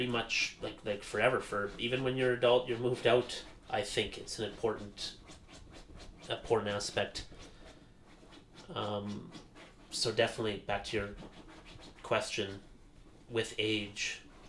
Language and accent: English; Calgary, Alberta, Canada; moved away as an adult; also born or lived in Airdrie; now in Edmonton, Canada; I was born in Edmonton, me and my sister. Lived here for 4 years. Moved to Calgary, grew up there.